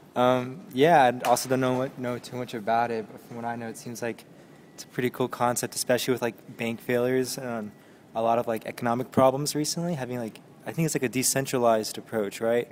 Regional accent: Plainfield, Illinois, United States; moved away; I'm from a town called Plainfield, Illinois

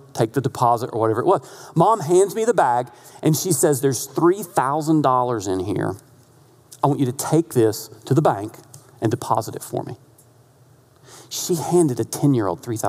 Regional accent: North Carolina, United States; My accent, I'm from North Carolina

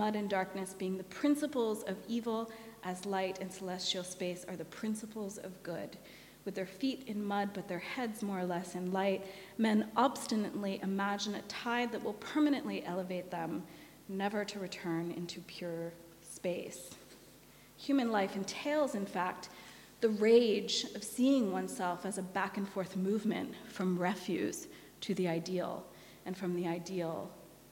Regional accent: San Francisco, California, United States; now in Melbourne, Australia; my hometown of San Francisco

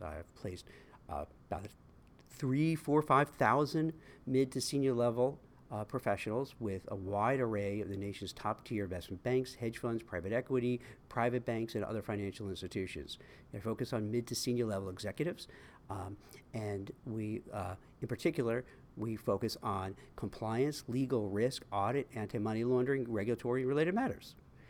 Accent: Brooklyn, New York, United States; I was born in Canarsie, Brooklyn, and I went to PS 115, and then on to Bildersee Middle School.

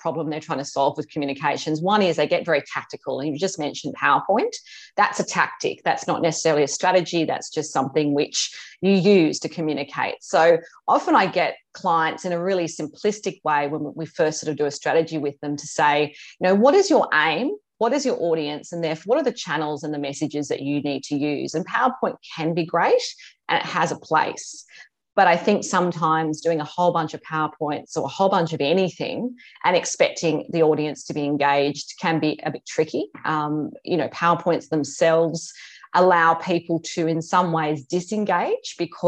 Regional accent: Australia; also born or lived in Hong Kong / London; worked in Hong Kong and London, and came back to Australia about 20 odd years ago

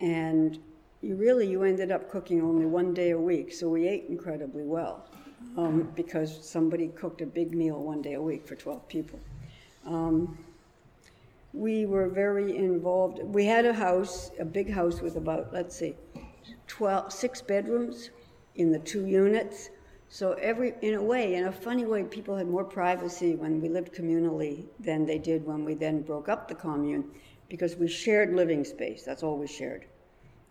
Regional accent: Canada; moved away as an adult; also born or lived in London, United Kingdom / New York, United States; now in Brooklyn, United States; I was brought to Canada. I was raised in Canada

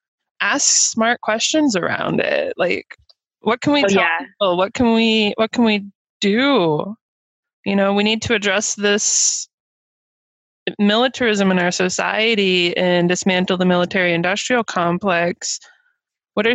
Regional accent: southern Minnesota, United States; moved away; I grew up on Dakota land in southern Minnesota

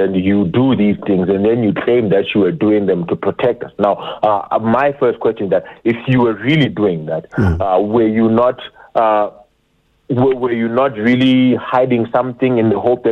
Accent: South Africa; we as South African citizens

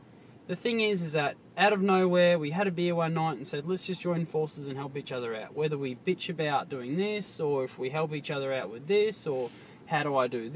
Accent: Port Macquarie, New South Wales, Australia; We're all from Port Macquarie. You know, like, we all grew up here

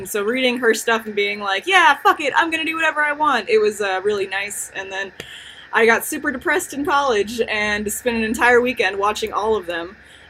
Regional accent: United States; because I am an American

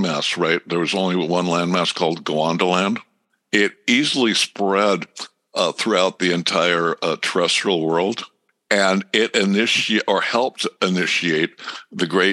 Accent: Southern California, United States; I grew up in Southern California

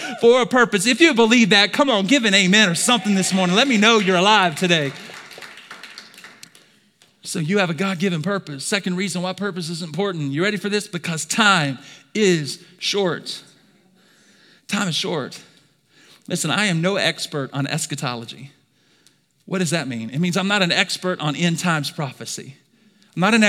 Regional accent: Alabama, United States; I'm from Alabama

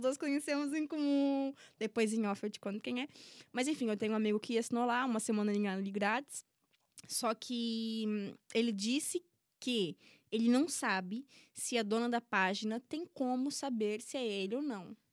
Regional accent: Brazil; moved away as an adult; now in Portugal; Em todos os meus anos que eu nasci, cresci e vivi no Brasil

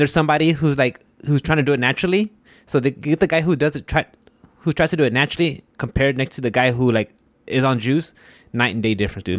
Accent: Houston, Texas, United States; I'm from Houston

